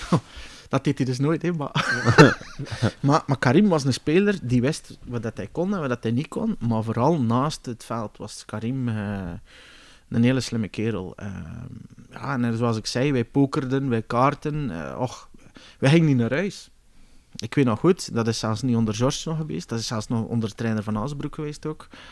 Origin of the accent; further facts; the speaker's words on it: Bruges, Flanders, Belgium; moved away as an adult; also born or lived in Kortrijk; now in South Africa; ik ben uiteindelijk opgegroeid in Brugge